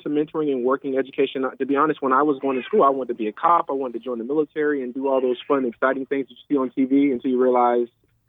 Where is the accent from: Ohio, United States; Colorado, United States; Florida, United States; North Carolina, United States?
Florida, United States; Orlando; I was born and raised here in Orlando, Florida.